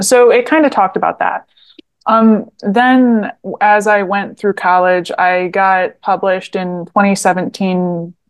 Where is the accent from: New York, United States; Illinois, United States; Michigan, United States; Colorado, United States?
Michigan, United States; Southeast; I'm from Southeast Michigan, uh, and I lived there my whole life